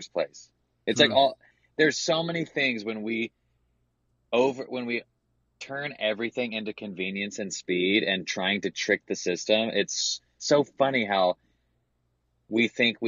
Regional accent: the South, United States; growing up in the South, gay, evangelical

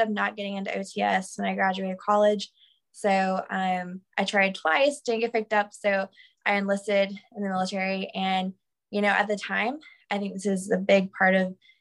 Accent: Macon, Georgia, United States; I grew up in Macon, Georgia

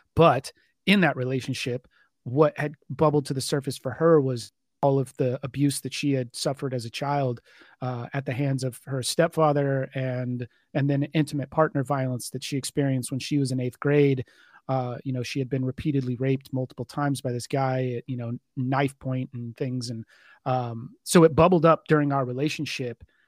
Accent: Richardson, Texas, United States; I am from, uh, Richardson, Texas. So kind of a, a, a suburb north of Dallas

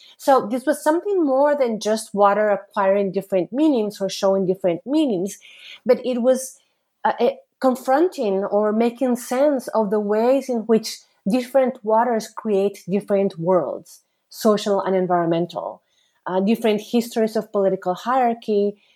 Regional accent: Costa Rica; moved away as an adult; I am originally from Costa Rica

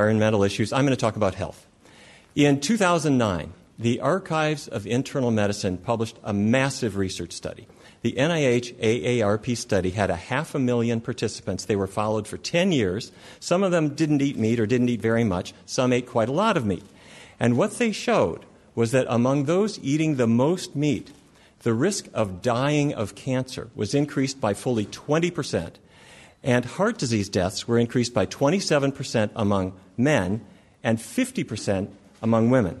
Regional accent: Fargo, North Dakota, United States; I grew up in Fargo, North Dakota, and I come from a long line of cattle ranchers

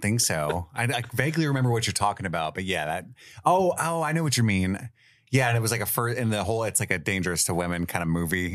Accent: Cincinnati, Ohio, United States; We both lived here our whole lives

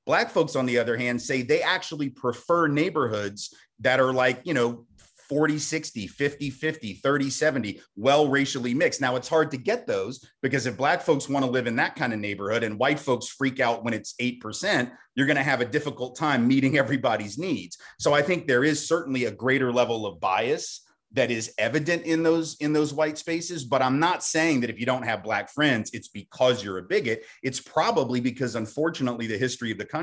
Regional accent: the South, United States; I'm from the South, I live in Nashville.

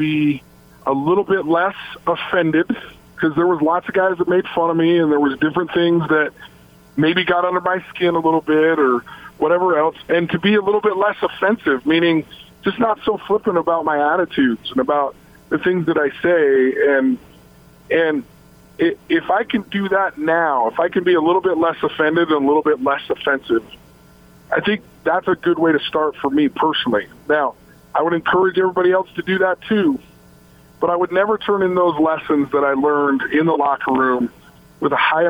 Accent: Logan, Utah, United States; born or raised there; also born or lived in Salt Lake City, Utah

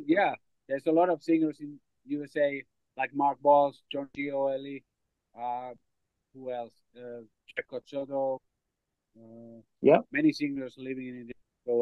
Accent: Finland; English is a second language

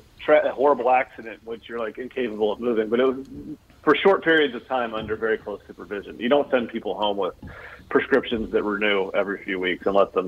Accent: Maryland, United States; I actually grew up in a small town in western Maryland. Appalachia would be the area.

